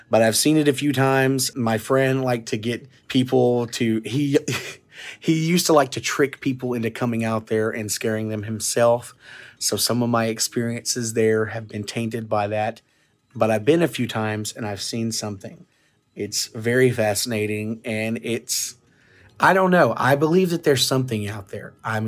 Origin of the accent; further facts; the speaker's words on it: Arkansas, United States; I want to tell you about the urban legend from my hometown or my home county of Ashley County, Arkansas, the Crossett Light.